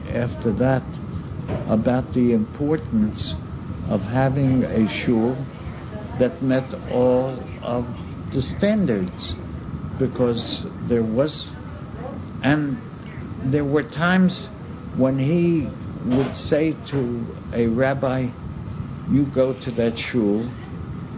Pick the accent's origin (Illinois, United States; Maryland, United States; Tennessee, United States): Maryland, United States; Baltimore; my hometown, in Baltimore